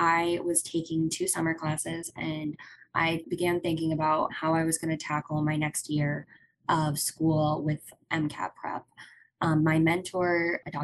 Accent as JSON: {"language": "English", "town": "Augusta", "region": "Georgia", "country": "United States", "said": "I am from Augusta, Georgia, and I grew up with just my parents"}